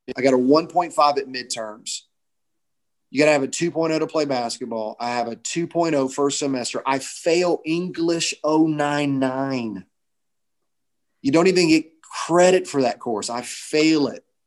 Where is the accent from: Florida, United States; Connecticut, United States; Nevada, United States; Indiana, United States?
Florida, United States; Orlando; we're both from Orlando originally, I'm in Union Park, Florida, which is a suburb of Orlando.